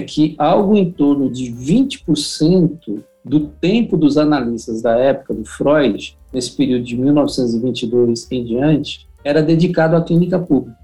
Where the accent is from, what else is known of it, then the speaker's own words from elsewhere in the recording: São Paulo, Brazil; sou paulista paulistano, é, não tenho vínculos com, com, com, o Rio de Janeiro